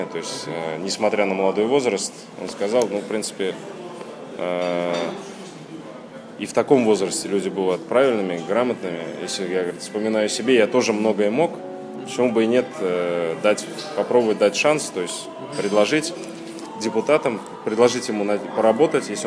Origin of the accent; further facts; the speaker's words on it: Kazan, Tatarstan, Russia; я родился, вырос в Казани, и здесь